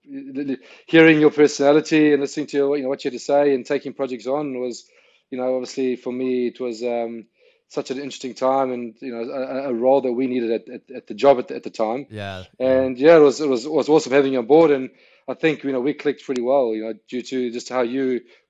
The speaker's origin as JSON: {"language": "English", "country": "South Africa", "tie": "born or raised there", "also_born_or_lived": "London, United Kingdom / United States", "moved": "as an adult", "lives_now": "Australia", "said": "I'm South African born, grew up in South Africa"}